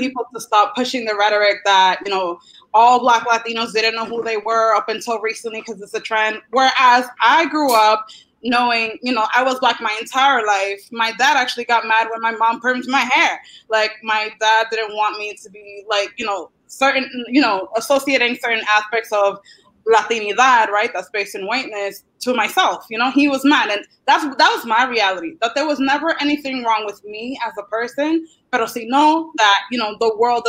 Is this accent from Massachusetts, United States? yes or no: yes; Boston, Massachusetts, United States; I grew up in Boston, Massachusetts